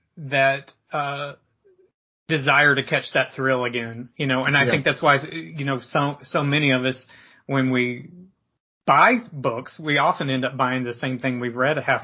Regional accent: Perry, Georgia, United States; my hometown, Perry, Georgia

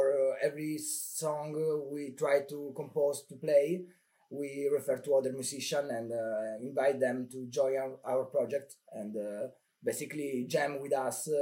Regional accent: Calabria, Italy; also born or lived in Bologna; I moved back in Calabria because I'm from Calabria.

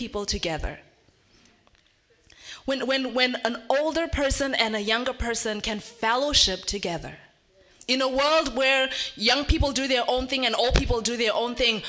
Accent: Zimbabwe; moved away; I'm from Zimbabwe

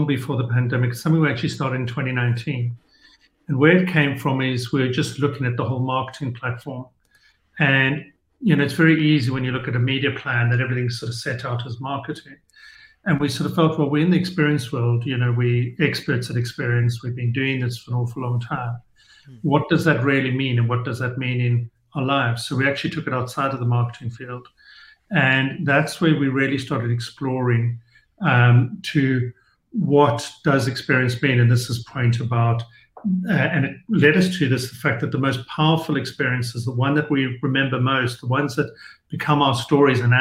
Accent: South Africa; being South African

